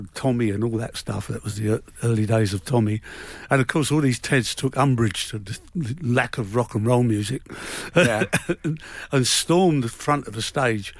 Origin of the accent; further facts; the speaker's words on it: London, United Kingdom; I was brought up in Shepherd's Bush. It was a rough area.